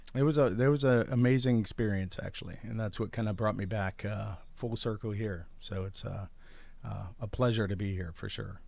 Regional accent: Lakewood, Ohio, United States; moved away as an adult; now in Athens, United States; born and raised in Lakewood, Ohio

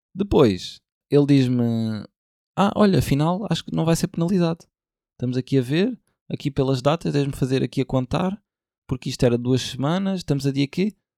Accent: Portugal; sou português

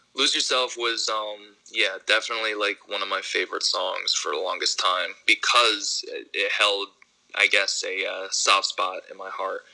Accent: Ithaca, New York, United States; now in Royersford, United States; I grew up in Ithaca, New York. I, I live in uh, PA now.

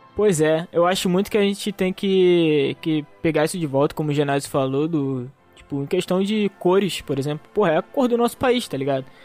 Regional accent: Brazil; eu tenho esse orgulho de ser brasileiro

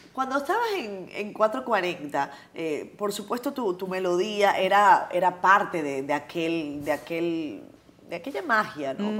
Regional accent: Venezuela; los venezolanos veíamos a, mujeres como

